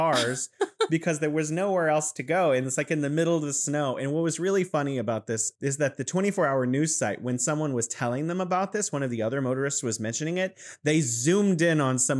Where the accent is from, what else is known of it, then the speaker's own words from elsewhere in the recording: California, United States; now in Wuhan, China; I'm originally from California, and I'm living here in beautiful Wuhan, China